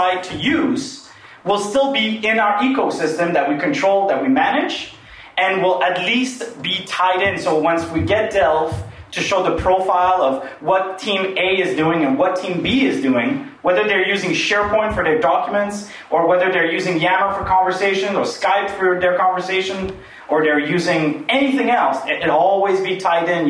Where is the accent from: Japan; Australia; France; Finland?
France; now in Canada; I'm really French. I'm from France.